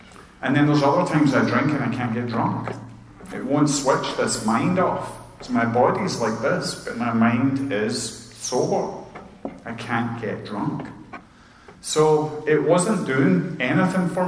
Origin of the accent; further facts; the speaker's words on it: Scotland, United Kingdom; now in Chesapeake, United States; I'm like the Scottish buzzkill